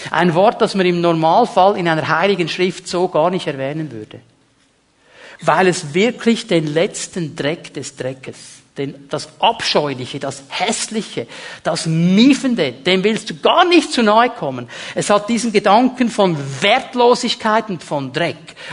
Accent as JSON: {"language": "German", "country": "Switzerland", "said": "Die Schweizer, als Schweizer, wir sind ja so gern in der Mitte. Nicht zu vorderst, nicht zu hinterst."}